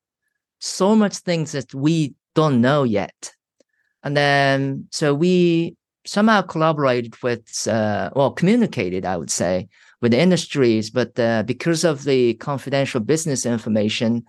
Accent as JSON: {"language": "English", "country": "Japan", "moved": "as an adult", "said": "I was from Japan"}